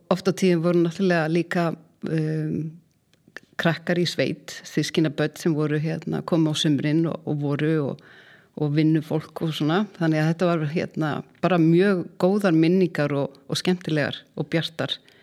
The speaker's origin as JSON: {"language": "Icelandic", "area": "Mýrdalur", "region": "Southern Region", "country": "Iceland", "tie": "born or raised there", "moved": "yes", "said": "Ég er alveg upp í Mýrdalnum sem er reyndar fegusta sveit landsins"}